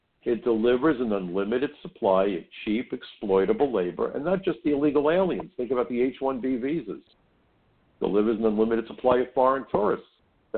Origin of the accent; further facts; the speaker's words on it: New York City, New York, United States; When I was growing up in Brooklyn, being a Jewish kid, I worked in a kosher deli.